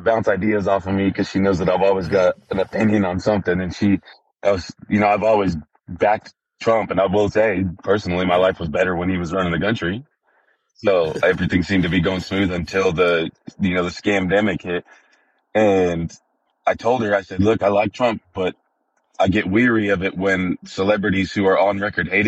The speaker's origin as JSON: {"language": "English", "town": "Wheat Ridge", "region": "Colorado", "country": "United States", "tie": "born or raised there", "moved": "as an adult", "lives_now": "Texas, United States", "said": "grew up outside of Wheat Ridge, Colorado, Golden Wheat Ridge area. So it's just outside of Denver."}